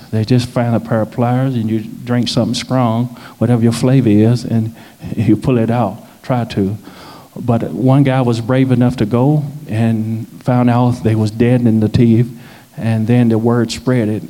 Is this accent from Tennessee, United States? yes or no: yes; Nashville, Tennessee, United States; moved away as an adult; now in South Sudan; I'm from Nashville